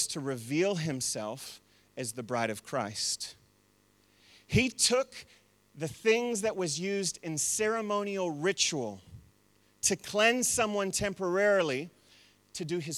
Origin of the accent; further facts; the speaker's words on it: United States; now in New Zealand; I'm still an American.